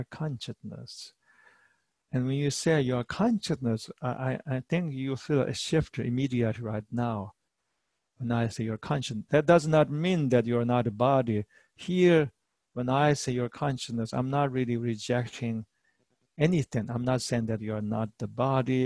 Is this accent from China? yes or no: yes; Tibet, China; moved away as an adult; now in United States; I am from Eastern culture. I'm from Tibetan culture